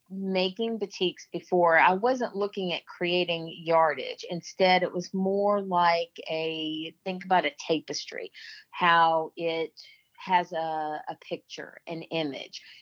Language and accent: English; Albany, Georgia, United States; I was born in Albany, Georgia, and the folks in Albany actually pronounce it Albany but I was born in Georgia, raised for the most part in the South.